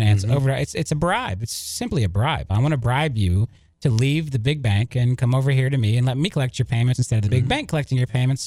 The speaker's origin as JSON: {"language": "English", "town": "Lakeland", "region": "Florida", "country": "United States", "tie": "born or raised there", "said": "I grew up in Lakeland. I went to high school in Lakeland. You know, Lakeland is my hometown."}